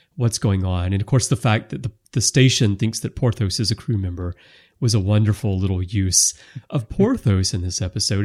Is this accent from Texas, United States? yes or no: no; Alabama, United States; I'm from Alabama.